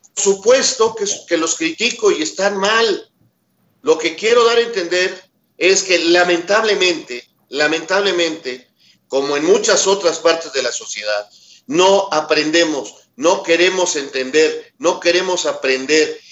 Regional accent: Mexico; como somos mexicanos

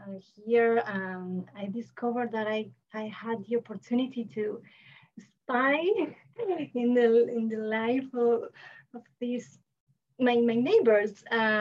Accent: Buenos Aires, Argentina; I'm from Buenos Aires, Argentina.

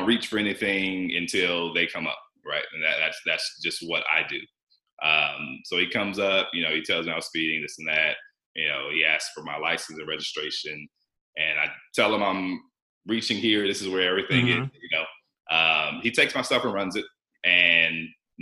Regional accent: Georgia, United States; also born or lived in South Carolina; I'm from Georgia

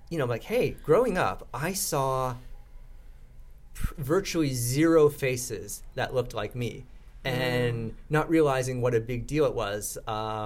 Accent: Vancouver, British Columbia, Canada; also born or lived in Vietnam; I grew up in East Vancouver, and I sometimes would play road hockey on the residential streets of East Vancouver

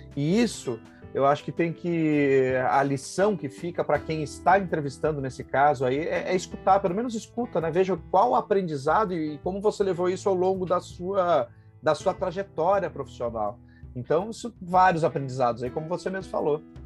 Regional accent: Passo Fundo, Rio Grande do Sul, Brazil; now in São Paulo, Brazil; sou gaúcho de Passo Fundo, residente em São Paulo há mais de 22 anos

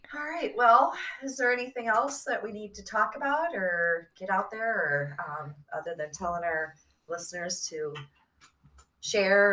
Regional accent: Midwest, United States; we're from Midwest, tri-state area

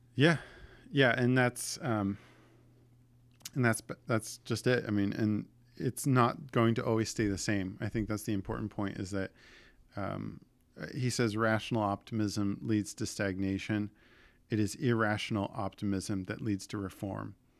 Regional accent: Southern New Jersey, United States; As someone who grew up in, in Southern New Jersey

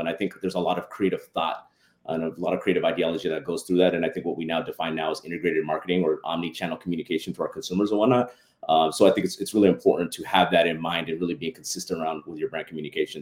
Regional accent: San Diego, California, United States; also born or lived in Los Angeles; now in San Diego, United States; I'm actually born and raised in San Diego

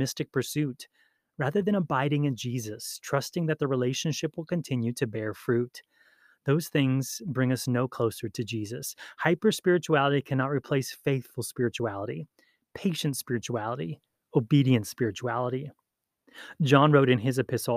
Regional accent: Hawaii, United States; Growing up in Hawaii

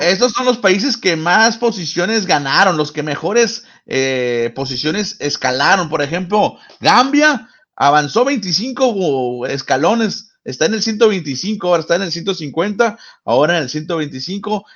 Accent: Mexico

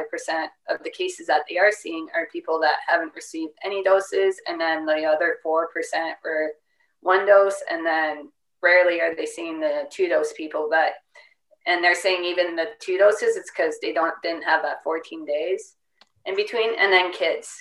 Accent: Canada; I'm Canadian and I'm too old

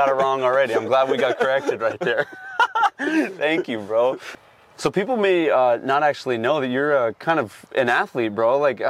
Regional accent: Ewa Beach, Hawaii, United States; I would tell the person checking my groceries out. I'm from Iwa Beach.

